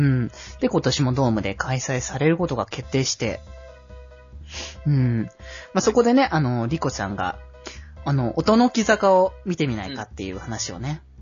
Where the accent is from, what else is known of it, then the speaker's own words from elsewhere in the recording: Aichi, Japan; 僕は名古屋民ではないので、東京、あ、愛知と言っても